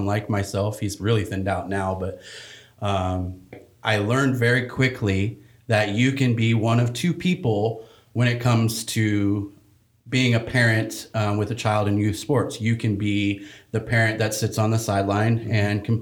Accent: Fresno, California, United States; I grew up in Fresno, California

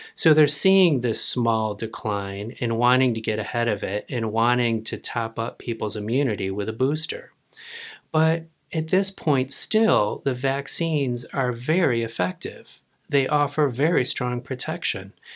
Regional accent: United States; I, as an American

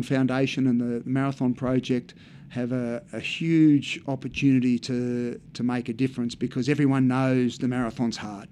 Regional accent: Australia; as an Australian who's represented the country at Olympic Games and things

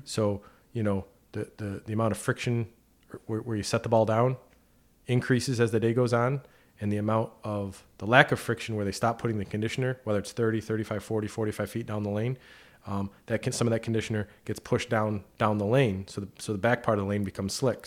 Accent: near Clifton Park, New York, United States; moved away as an adult; now in Plattsburgh, United States; my first position was at A X A Advisors down in Clifton Park, close, close to my hometown.

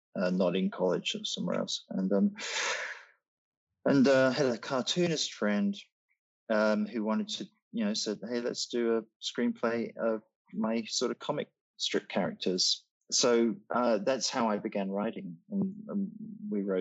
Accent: Australia; moved away as an adult; also born or lived in Britain; growing up in Australia and then living young adulthood in Britain

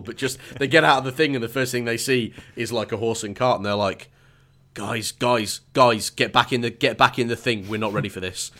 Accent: England, United Kingdom; as an English person

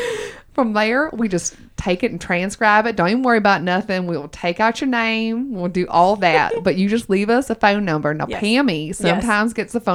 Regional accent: Georgia, United States; accent: Southern; I'm originally from Georgia.

